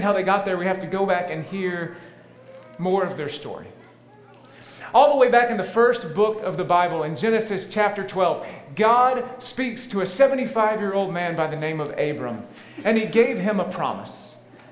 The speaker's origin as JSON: {"language": "English", "region": "Tennessee", "country": "United States", "tie": "born or raised there", "moved": "yes", "said": "I grew up in Tennessee"}